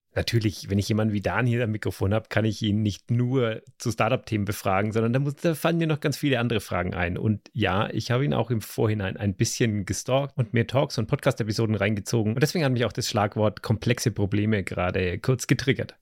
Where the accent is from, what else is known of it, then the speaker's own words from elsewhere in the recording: Germany; wir als Deutsche